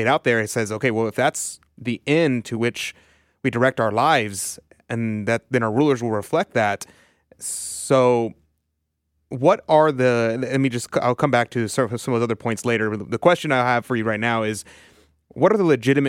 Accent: United States; being a Catholic, you know, we don't want to be revolutionaries. In fact, we want to be counter-revolutionaries. But at the same time, as an American

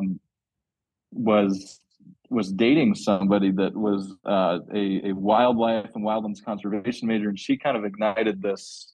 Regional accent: Medway, Massachusetts, United States; moved away as an adult; also born or lived in Colorado / Idaho; now in Utah, United States; I actually grew up on the East Coast in Massachusetts. Sleepy suburb town that's like 25 miles outside of Boston

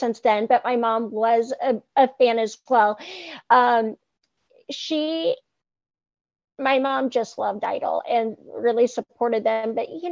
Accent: Indianapolis, Indiana, United States; I'm from Indianapolis, Indiana

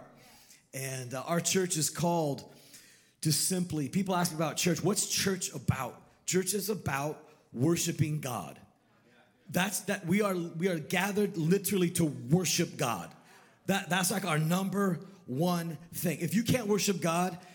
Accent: Sonoma, California, United States; Born and raised in Sonoma, California.

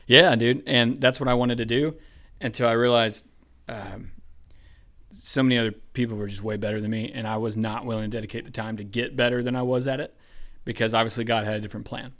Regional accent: Columbus, Georgia, United States; I was born in Columbus, Georgia.

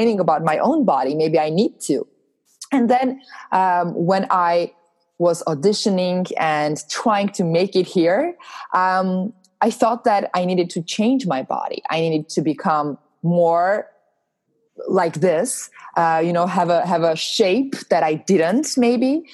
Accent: Armenia; moved away as an adult; now in Los Angeles, United States; I'm originally from Armenia. I moved to Los Angeles about 4 years ago

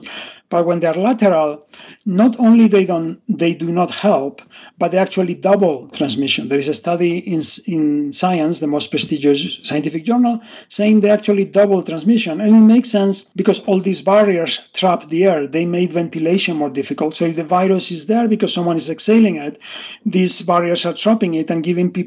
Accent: Spain; moved away; I'm originally from Spain.

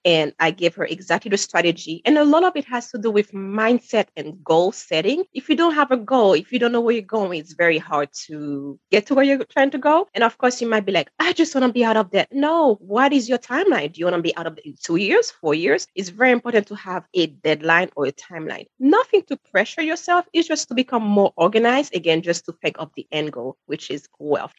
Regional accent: Haiti; moved away; I'm sure you can hear the accent. I'm originally from Haiti, where credit cards are not a thing or were not a thing when I was growing up

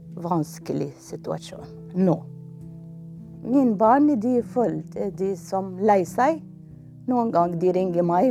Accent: Egypt; Norwegian is a second language; now in Norway; Jeg kommer fra Egypt.

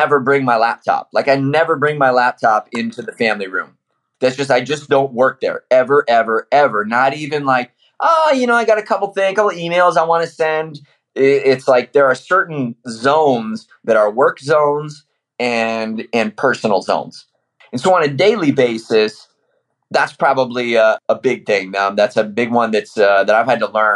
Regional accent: Iowa, United States; moved away; I'm from Iowa originally

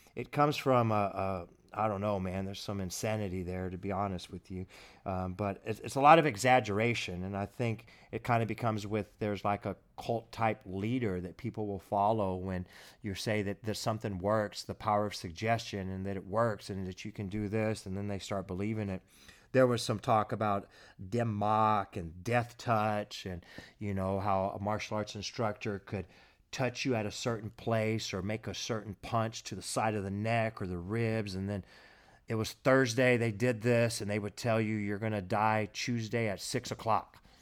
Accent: Abilene, Texas, United States; I was at H E B here, here in my hometown

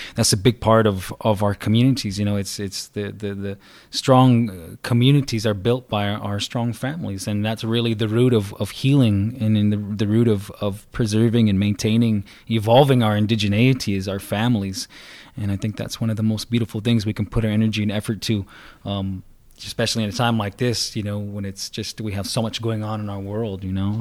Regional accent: Salt River, Arizona, United States; I'm from the Salt River people around this area right here

